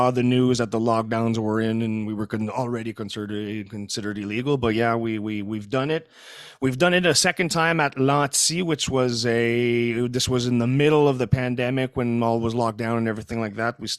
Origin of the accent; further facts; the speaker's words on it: Canada; first language French; English is a second language; Uh, eh, well, I'm I'm I am francophone. My my mother tongue is French.